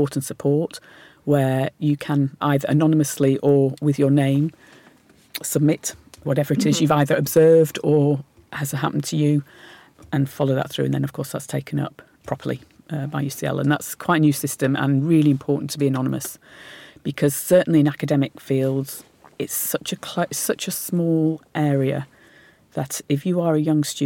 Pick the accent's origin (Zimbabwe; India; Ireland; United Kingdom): United Kingdom; Lancashire, North West England; I was born in Lancashire